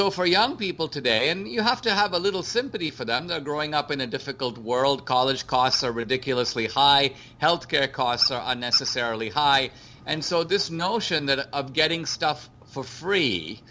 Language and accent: English; India; moved away; I grew up in India under socialism